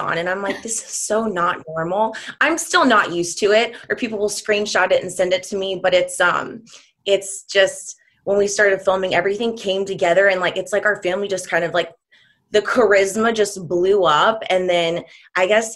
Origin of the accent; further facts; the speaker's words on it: Texas, United States; also born or lived in Nashville; we're both from Texas